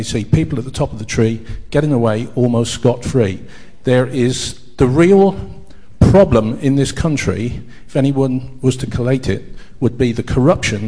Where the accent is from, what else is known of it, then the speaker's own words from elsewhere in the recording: Gloucestershire, South West England, United Kingdom; moved away; I came from Gloucestershire.